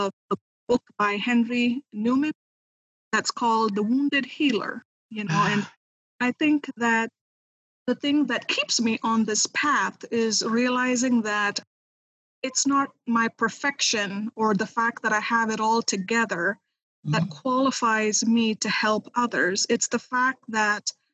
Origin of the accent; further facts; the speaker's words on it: India; moved away as an adult; now in United States; I am originally from India. I am a missionary kid. My parents still are missionaries in India